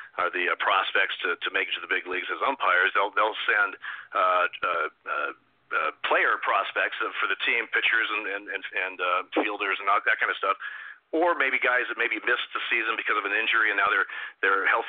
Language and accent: English; Eugene, Oregon, United States; I grew up in Eugene, Oregon